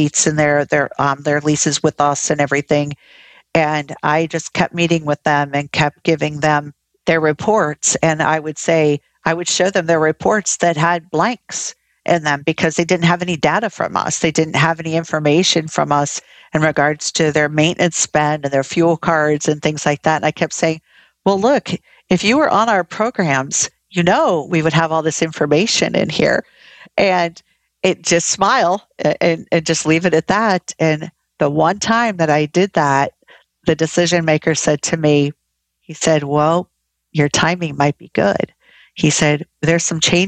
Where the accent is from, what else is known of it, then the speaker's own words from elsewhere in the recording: Ohio, United States; moved away as an adult; also born or lived in Florida; now in South Carolina, United States; I was originally from Ohio